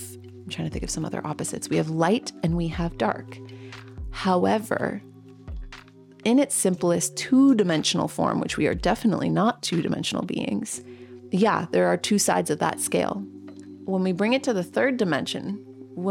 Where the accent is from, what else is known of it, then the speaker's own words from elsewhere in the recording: Canada; growing up, I've had to learn French Canadian because I am a Canadian